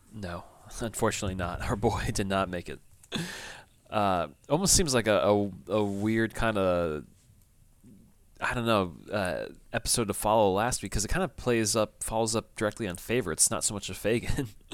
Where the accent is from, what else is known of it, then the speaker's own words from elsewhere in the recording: United States; I'm American